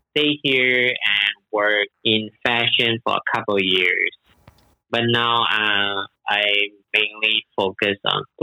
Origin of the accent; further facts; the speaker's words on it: Malaysia; moved away as an adult; now in Shanghai, China; I'm originally from Malaysia and I came to Shanghai like 12 years ago.